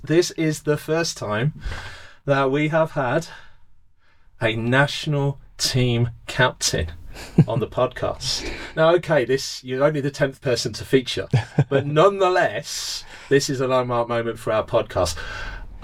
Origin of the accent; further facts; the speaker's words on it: England, United Kingdom; moved away as an adult; now in South Africa; as a Pommy living in South Africa